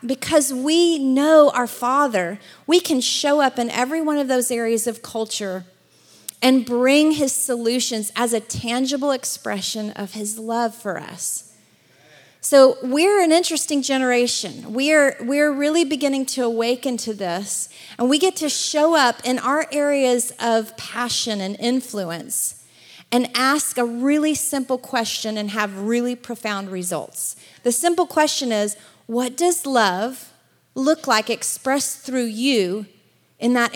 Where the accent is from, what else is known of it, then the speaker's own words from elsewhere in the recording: Alabama, United States; also born or lived in Atlanta / Los Angeles area; now in Los Angeles, United States; I'm originally from Alabama, which is why I don't sound like I'm from California